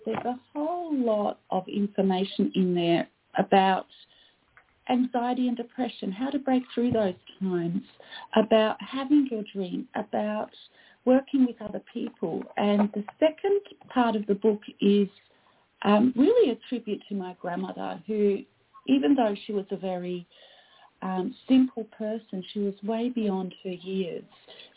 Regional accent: Australia; also born or lived in Canada; I am Australian.

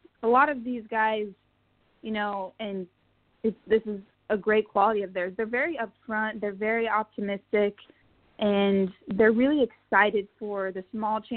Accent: Pueblo, Colorado, United States; moved away as an adult; also born or lived in Fort Collins, Colorado / Kentucky; now in New York/New Jersey area, United States; I grew up in Pueblo

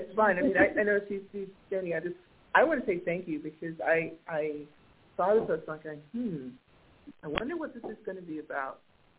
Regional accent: Maryland, United States; moved away as an adult; now in Twin Cities, United States; I grew up East Coast. I'm from Maryland originally.

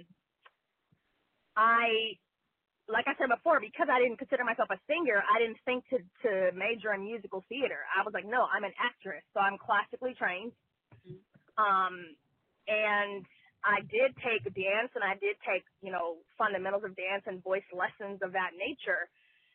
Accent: Bay Area, California, United States; also born or lived in Houston, Texas; my family migrated to the Bay Area when I was about 8 years old. So I've been here since third grade

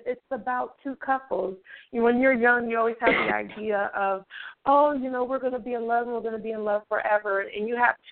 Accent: San Francisco Bay Area, California, United States; I'm from the Bay Area in California, San Francisco Bay

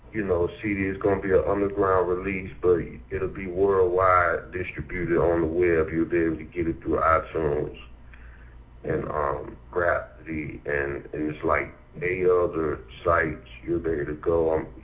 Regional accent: Durham, North Carolina, United States; Indeed. I spent all my life here. You know, I went to schools, you know, the local schools around here.

